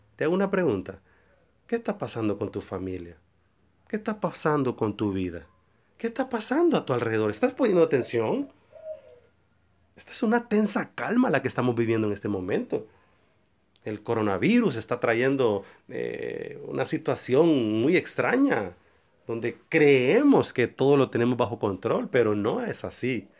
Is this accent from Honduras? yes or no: yes; San Pedro Sula, Cortés, Honduras; encerrados aquí en mi país Honduras, mi ciudad San Pedro Sula